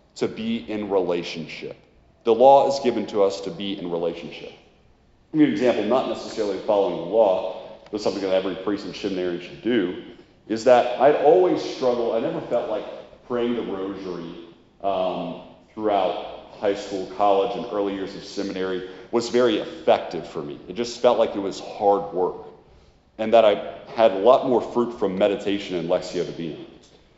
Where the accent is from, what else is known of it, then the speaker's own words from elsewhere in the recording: United States; we're American consumerists